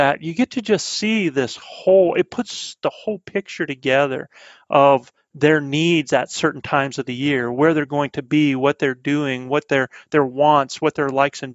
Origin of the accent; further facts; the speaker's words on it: the Carolinas, United States; accent: southern; now in New Mexico, United States; I'm a southern boy. I'm back from the Carolinas